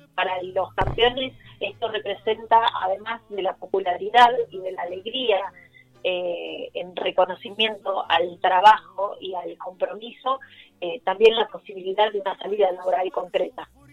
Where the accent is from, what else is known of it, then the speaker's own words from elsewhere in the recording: Buenos Aires, Argentina; yo nací acá en Buenos Aires, soy argentina